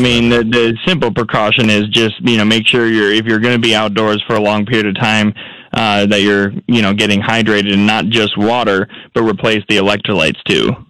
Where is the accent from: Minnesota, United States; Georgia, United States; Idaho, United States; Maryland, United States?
Minnesota, United States; moved away; I'm a Midwesterner up in Minnesota.